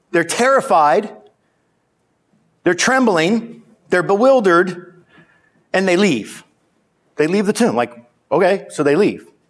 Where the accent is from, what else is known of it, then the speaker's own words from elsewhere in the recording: Simi Valley, California, United States; I mean, geez, I'm from Simi Valley.